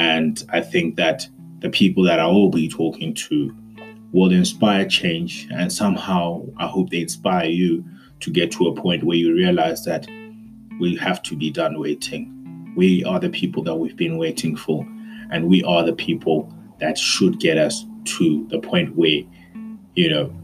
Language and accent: English; South Africa; we as the South African youth have been for many years discounted